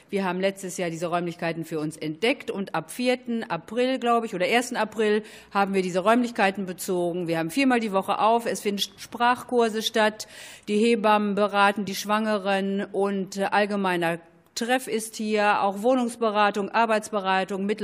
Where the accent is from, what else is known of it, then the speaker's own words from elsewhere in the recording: Preußisch Oldendorf, North Rhine-Westphalia, Germany; Ich komme aus Preußisch-Oldendorf